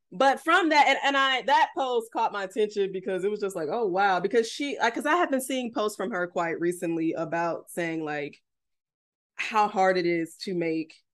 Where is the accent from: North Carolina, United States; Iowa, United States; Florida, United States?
Florida, United States; People want to call me men, call me mean, but bitch, I'm from South Florida.